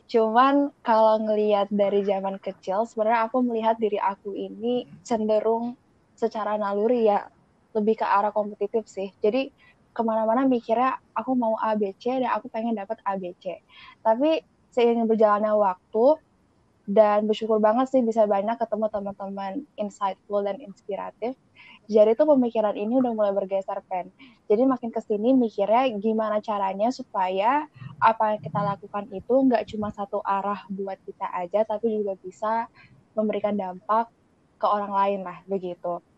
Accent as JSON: {"language": "Indonesian", "region": "Aceh", "country": "Indonesia", "tie": "born or raised there", "said": "Enggak, udah dari kecil sih."}